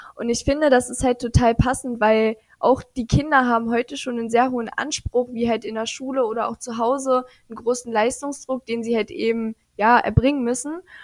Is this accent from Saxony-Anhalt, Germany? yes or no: yes; Aschersleben, Saxony-Anhalt, Germany; Ich komme aus Aschersleben. Das ist tatsächlich die älteste Stadt Sachsen-Anhalts